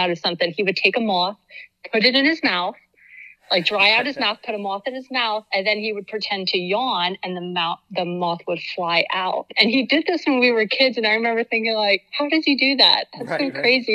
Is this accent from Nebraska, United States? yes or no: no; Reading, Pennsylvania, United States; also born or lived in Homestead, Florida; I grew up in Reading, Pennsylvania. So yeah, pretty much inner city Reading most of my life.